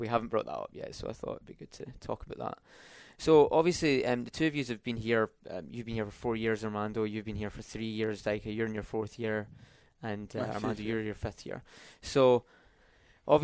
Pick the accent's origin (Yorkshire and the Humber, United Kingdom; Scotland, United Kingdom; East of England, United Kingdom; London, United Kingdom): Scotland, United Kingdom; he's from England and I'm from Scotland, so it's kind of, we share a lot in common.